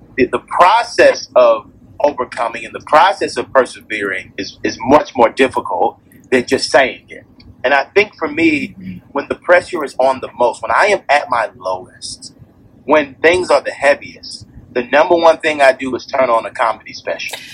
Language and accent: English; Atlanta, Georgia, United States; I grew up on Auburn Avenue, um, which is kind of the birthplace of civil rights here right in, in the United States.